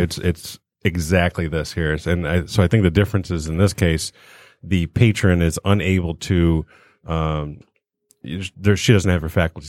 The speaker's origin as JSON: {"language": "English", "region": "South Australia", "country": "Australia", "tie": "born or raised there", "said": "growing up in the South Australia."}